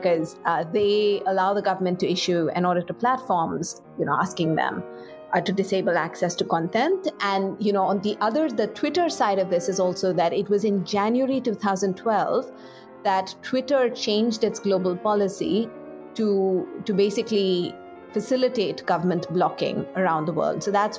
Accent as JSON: {"language": "English", "country": "India", "said": "because I'm Indian"}